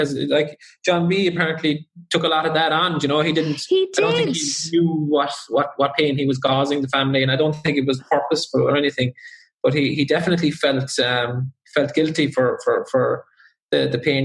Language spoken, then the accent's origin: English; South Kerry, Munster, Ireland; now we're from South Kerry